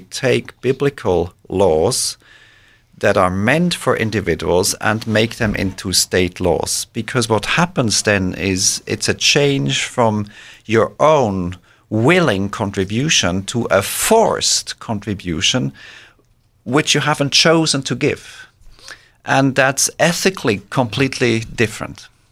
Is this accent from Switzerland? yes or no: yes; Switzerland; moved away as an adult; also born or lived in Israel / Boston, United States / Norway / Belgium; now in United States; I grew up in Switzerland and then moved away from Switzerland after completion of my studies.